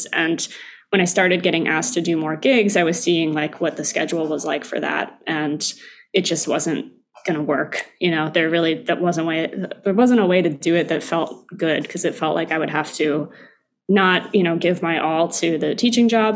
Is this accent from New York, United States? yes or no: yes; Albany, New York, United States; also born or lived in Michigan; now in New York City, United States; I grew up in upstate New York. I grew up in Albany